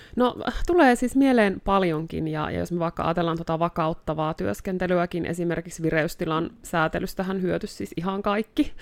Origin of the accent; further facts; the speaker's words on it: Joensuu, North Karelia, Finland; moved away as an adult; also born or lived in Kontiolahti; now in Rovaniemi, Finland; täältä Joensuusta alun perin olen kotoisin ja Kontiolahdella syntynyt